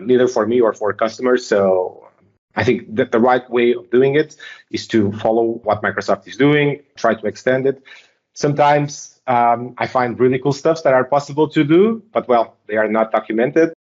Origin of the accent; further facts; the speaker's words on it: Portugal; I'm from Portugal.